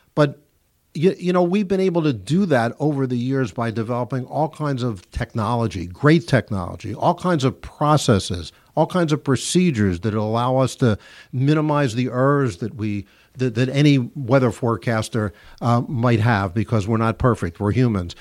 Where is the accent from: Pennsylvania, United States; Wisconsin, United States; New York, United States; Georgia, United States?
Pennsylvania, United States; Philadelphia; when I was a kid growing up in Philadelphia